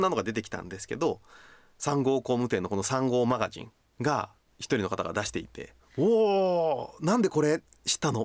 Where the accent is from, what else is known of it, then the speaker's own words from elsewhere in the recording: Hokkaido, Japan; 道民として